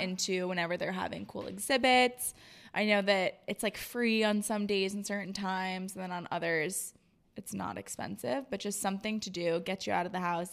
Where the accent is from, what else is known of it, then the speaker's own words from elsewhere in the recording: Florida, United States; also born or lived in Rhode Island; now in Boston, United States; I grew up in Florida